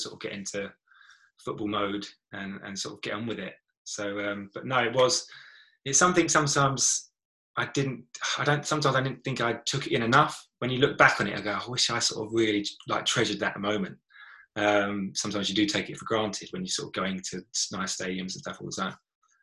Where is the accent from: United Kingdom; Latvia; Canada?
United Kingdom; Brentwood, East of England; I'm from Brentwood